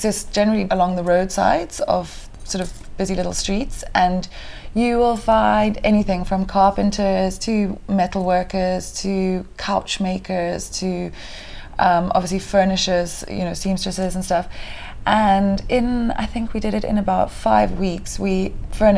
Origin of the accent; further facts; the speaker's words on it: Kenya; moved away as an adult; also born or lived in Mombasa, Kenya / Diani, Kenya / London, United Kingdom; now in Cape Town, South Africa; I was born in Mombasa, Kenya, and grew up in Kenya for the whole of my childhood